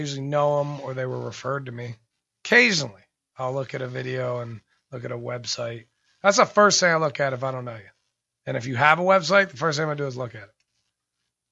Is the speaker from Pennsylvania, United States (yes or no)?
yes; Pittsburgh, Pennsylvania, United States; now in Los Angeles, United States; I'm from Pittsburgh